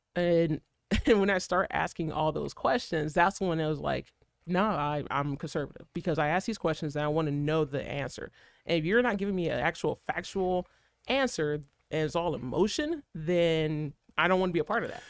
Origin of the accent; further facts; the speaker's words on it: Detroit, Michigan, United States; moved away; growing up in Detroit